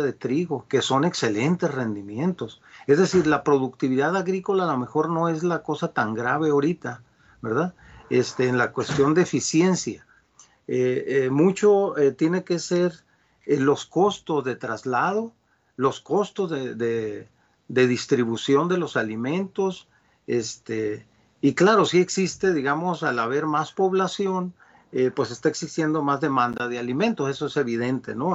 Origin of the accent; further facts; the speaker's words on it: Culiacán, Sinaloa, Mexico; yo soy de Sinaloa, de Culiacán.